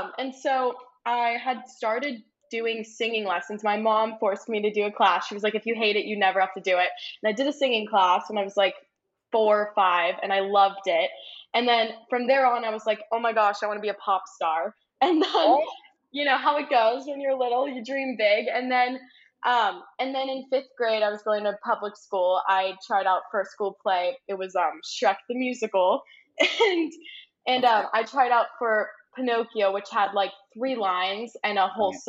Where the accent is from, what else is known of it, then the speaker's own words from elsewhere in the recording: Orange County, California, United States; I was born and raised in Orange County